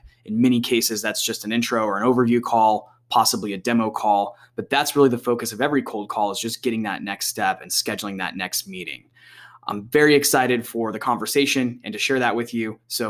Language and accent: English; Mesa, Arizona, United States; born and raised here in the area, in the East Valley Mesa area.